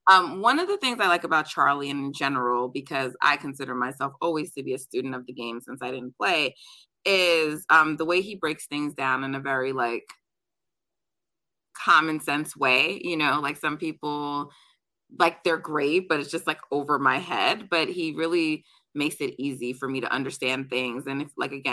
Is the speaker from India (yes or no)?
no; Jamaica; I'm Jamaican, so we're we're track people in my family.